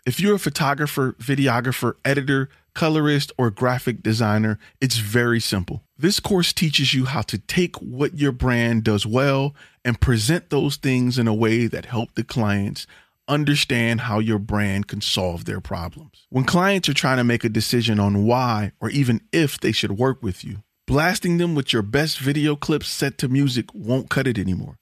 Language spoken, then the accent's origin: English; Detroit, Michigan, United States; I'm from Detroit